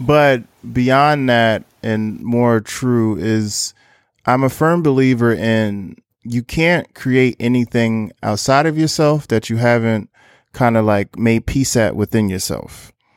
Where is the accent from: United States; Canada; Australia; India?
United States; Newark, New Jersey; now in Brooklyn, New York, United States; based out of Brooklyn, New York, but I'm originally from Newark, New Jersey.